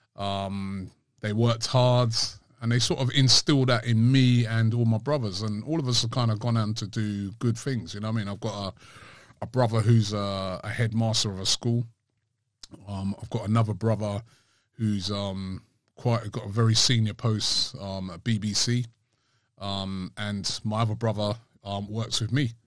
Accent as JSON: {"language": "English", "region": "London", "country": "United Kingdom", "tie": "born or raised there", "said": "I'm from England. I was born in London"}